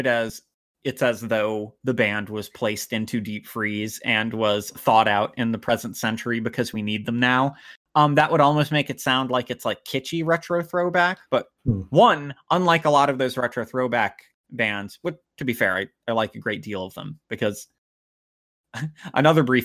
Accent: United States; I'm an American leftist

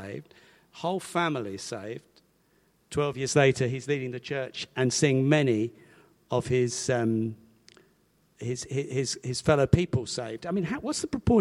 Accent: Hastings, South East England, United Kingdom; moved away as an adult; also born or lived in Badger Farm, Winchester; now in Winchester, United Kingdom; Grew up in Hastings and ultimately ended up teaching there

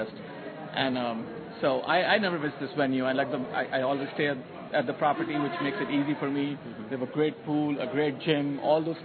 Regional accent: India; moved away as an adult; now in United States; I'm an Indian. I was born in India

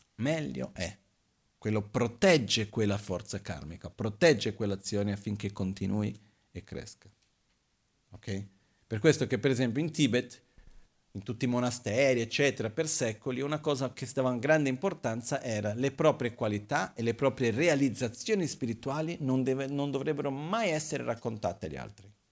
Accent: Brazil; now in Italy; quando ero bambino in Brasile succedeva, ogni tanto a casa di mio padre

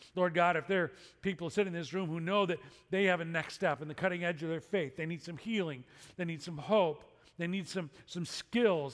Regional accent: Chicago, Illinois, United States; growing up in Chicago

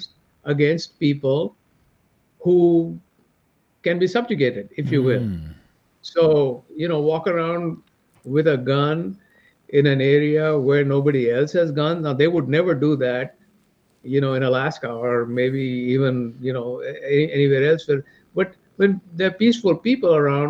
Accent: India; now in United States; I'm from India

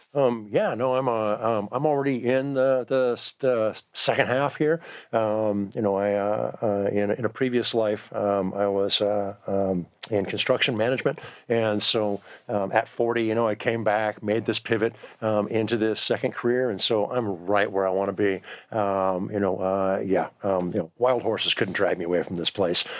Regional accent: Southern California, United States; moved away as an adult; also born or lived in Bay Area / Vancouver, Washington; now in Eugene, United States; I grew up in Southern California

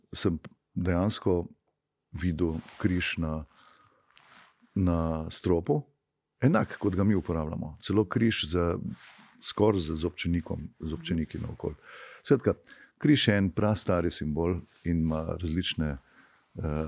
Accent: Slovenia

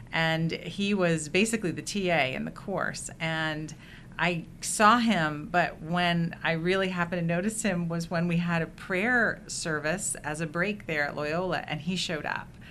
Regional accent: Indiana, United States; also born or lived in Philadelphia / Washington, D.C.; we did move to Indiana when I was very young

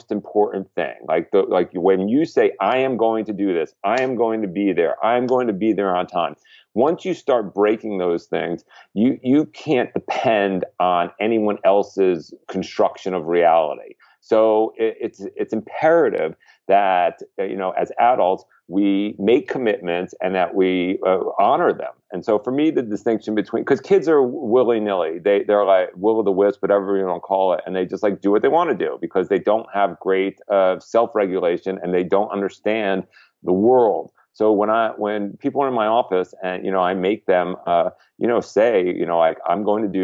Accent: New York, United States; as a New Yorker

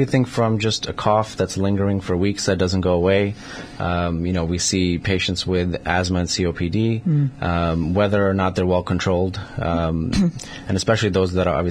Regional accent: New York, United States; moved away as an adult; also born or lived in Manhattan / Brooklyn / Long Island; now in Connecticut, United States; I grew up mostly in New York. So, you know, went to high school and, you know, middle school and college and pretty much, so Manhattan, Brooklyn, Long Island.

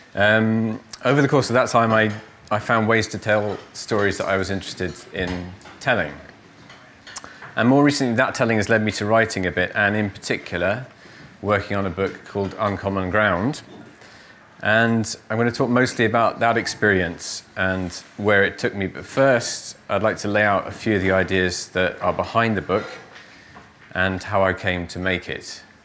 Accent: Cornwall, South West England, United Kingdom; my childhood in Cornwall

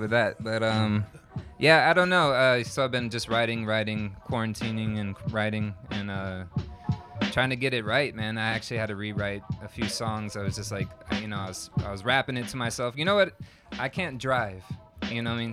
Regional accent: Tampa, Florida, United States; moved away as an adult; I'm from Tampa, Florida. Originally, I moved here about a year and a half ago

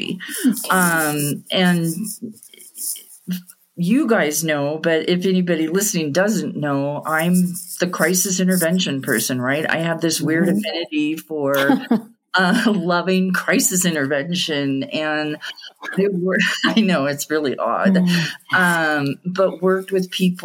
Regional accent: Southern California, United States; moved away as an adult; now in Eastern Sierra, United States; I was born and raised in Southern California

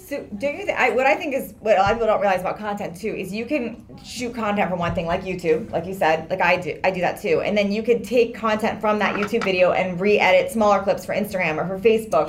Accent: Washington, District of Columbia, United States; now in California, United States; I grew up in DC

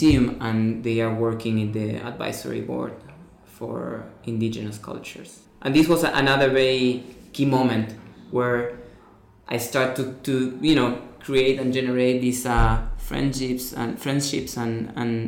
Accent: Rosario, Santa Fe, Argentina; I'm an artist from Argentina, from a city called Rosario.

